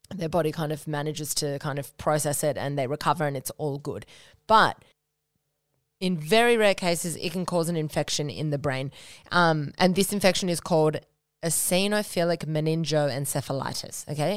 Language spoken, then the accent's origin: English; Noosa, Queensland, Australia; moved away; I grew up in Noosa with you know, some amazing with, obviously, with my parents and my sister, and went to high school there